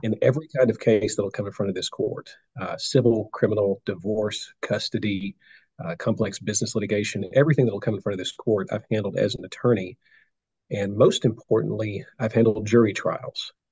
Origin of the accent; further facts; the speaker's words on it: Nashville, Tennessee, United States; I was born in Nashville.